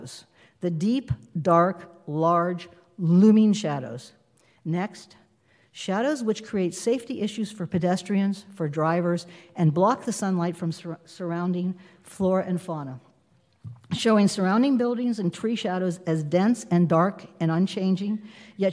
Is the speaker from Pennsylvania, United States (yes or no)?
yes; Western Pennsylvania, United States; now in Huntington Beach, United States; I was born in Western Pennsylvania and grew up in an extended Italian-American family.